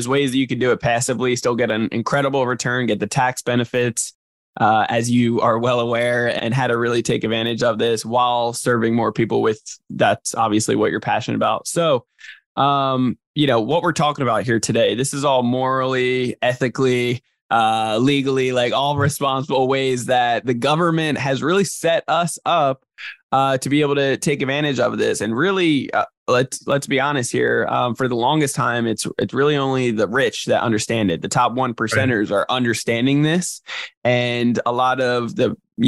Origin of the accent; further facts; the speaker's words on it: New Jersey, United States; now in San Diego, United States; sunny San Diego over here, but I'm from New Jersey originally